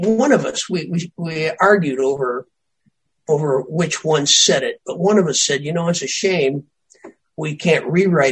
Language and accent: English; Earlville, Illinois, United States; I grew up in Earlville, Illinois, 1,400 people